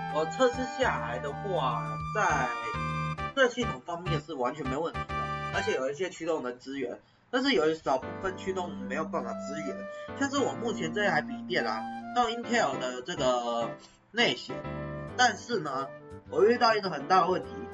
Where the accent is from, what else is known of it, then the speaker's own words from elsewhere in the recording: Taiwan; 我们台湾人